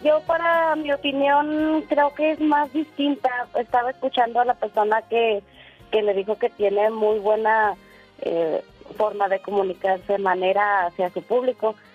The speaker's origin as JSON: {"language": "Spanish", "region": "Zacatecas", "country": "Mexico", "moved": "yes"}